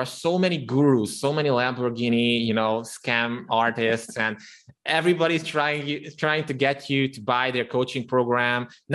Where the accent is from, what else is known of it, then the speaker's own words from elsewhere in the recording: Transylvania, Romania; I'm actually an ethnic Hungarian who was born and raised in the Transylvania region of Romania